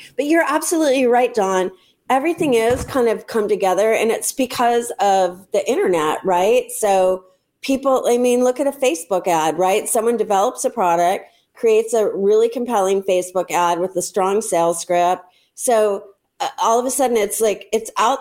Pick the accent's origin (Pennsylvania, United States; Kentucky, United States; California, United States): California, United States; La Jolla; where I grew up in La Jolla, California